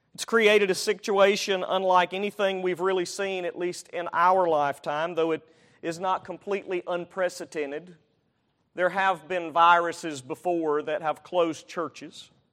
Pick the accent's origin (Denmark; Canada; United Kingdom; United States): United States; Alabama; I'm from Al-, Alabama